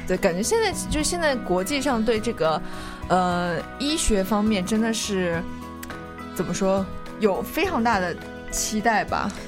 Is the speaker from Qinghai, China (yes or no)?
no; Nanjing, Jiangsu, China; moved away; 我是南京人嘛，嗯。就是我们那儿大家都会来，来吃汤包